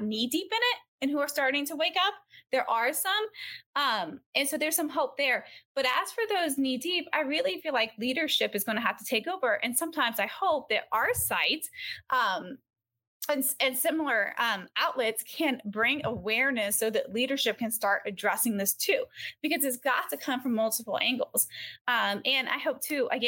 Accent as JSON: {"language": "English", "region": "Georgia", "country": "United States", "moved": "yes", "lives_now": "California, United States", "said": "I live in California now. I'm from Georgia"}